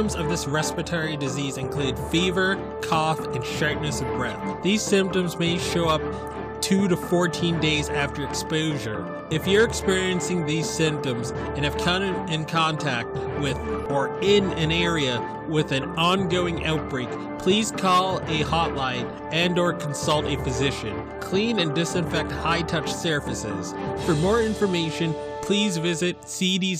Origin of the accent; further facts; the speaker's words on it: Montana, United States; in my home state